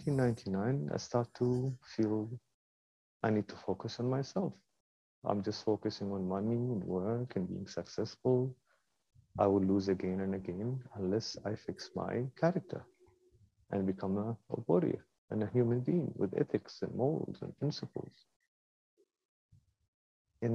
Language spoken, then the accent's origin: English; Kuwait; moved away as an adult; also born or lived in London, United Kingdom; I was born in Kuwait